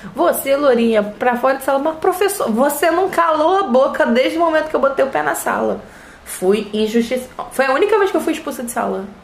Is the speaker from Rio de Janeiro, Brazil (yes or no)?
yes; Rio de Janeiro, Brazil; tenho 29 anos, sou carioca e sou fisioterapeuta